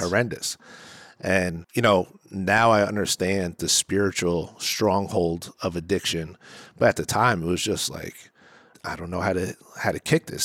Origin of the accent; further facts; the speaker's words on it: New Jersey, United States; I'm from New Jersey